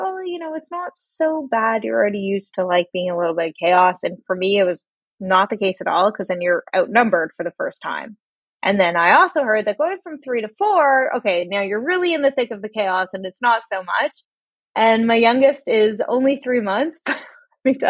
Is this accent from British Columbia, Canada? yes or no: no; Toronto, Ontario, Canada; I was born in Toronto, Canada. I lived here all my life